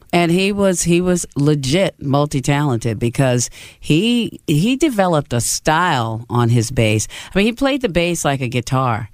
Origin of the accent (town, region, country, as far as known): New York, United States; now in Los Angeles, United States